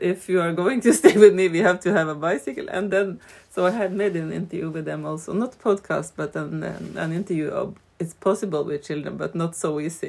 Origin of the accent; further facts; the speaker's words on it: Vesterålen, Nordland, Norway; But I come from Vesterålen